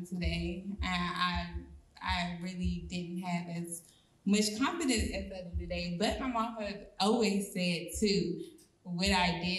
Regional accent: Maryland, United States; moved away

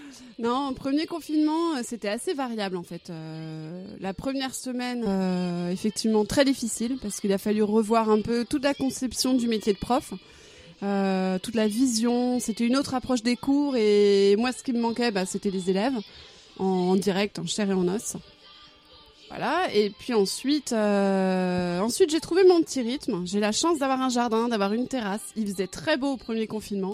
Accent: Arradon, Brittany, France; now in Rennes, France; À Aradon, dans le Morbihan

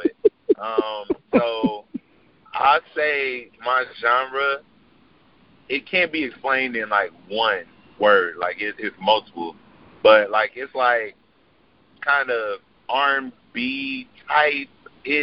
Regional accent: Chicago, Illinois, United States; I'm from Chicago, Illinois

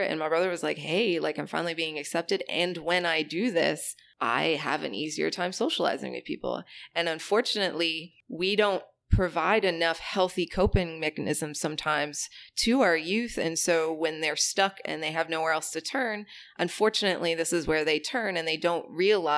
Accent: Maine, United States; moved away; I'm from the border of Canada in the state of Maine

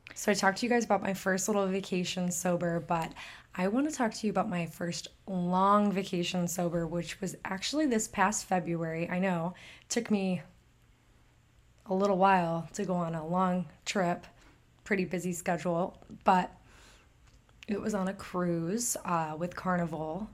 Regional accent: Michigan, United States; accent: super northern; I'm from Michigan, if you can't tell by my super northern accent.

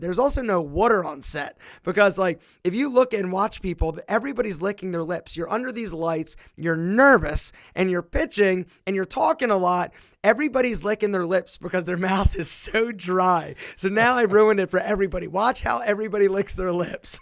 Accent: Philadelphia, Pennsylvania, United States; now in Marietta, United States; my hometown is Philadelphia

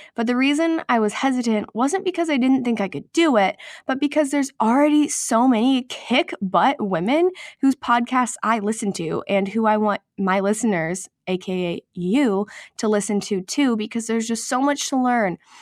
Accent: Nebraska, United States; moved away as an adult; also born or lived in Texas / Oklahoma City / New York City; I'm from Nebraska, but I went to college in Texas at Texas Christian University

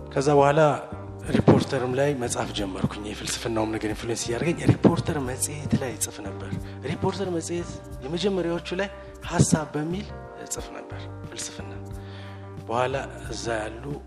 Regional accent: Addis Ababa, Ethiopia; ያው አስተዳደጌም ውልደቴም እዚሁ አዲስ አበባ ነው። የአዲስ አበባ ልጅ ነኝ እኔ

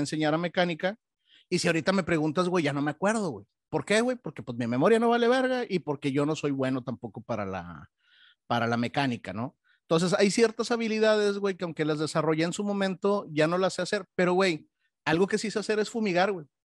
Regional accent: Monterrey, Nuevo León, Mexico; now in Texas, United States; como buen regiomontano, güey, y como buen mexicano

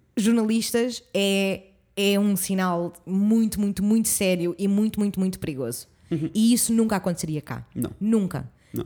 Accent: suburbs near Lisbon, Portugal; minha zona onde eu cresci

